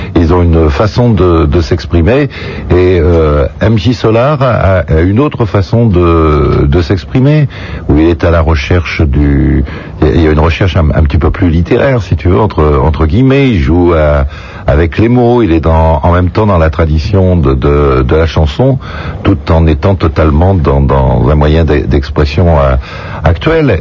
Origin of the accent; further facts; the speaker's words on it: La Rochelle, Nouvelle-Aquitaine, France; mon coin, c'est ma ville natale